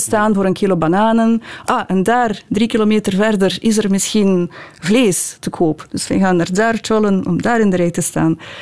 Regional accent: Odesa, Odesa Oblast, Ukraine; Dutch is a second language; now in Belgium; Odessa, mijn geboortestad

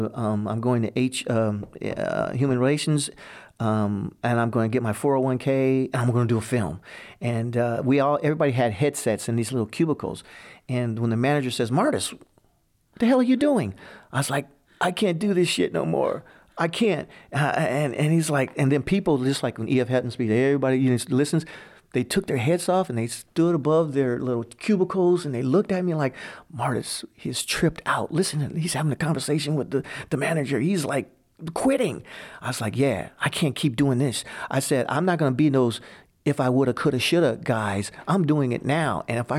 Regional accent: Hammond, Indiana, United States; I grew up in Hammond, Indiana, small town near Chicago.

